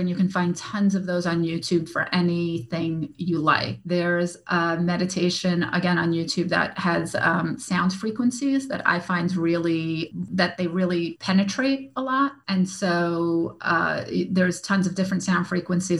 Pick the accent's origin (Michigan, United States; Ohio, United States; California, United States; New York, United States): New York, United States; I'm from New York. I'm Russian.